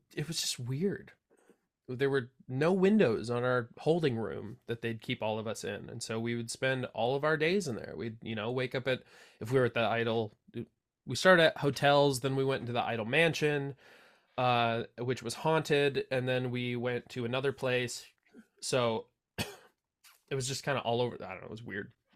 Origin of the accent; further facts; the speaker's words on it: Santa Cruz, California, United States; here in my hometown, Santa Cruz, California.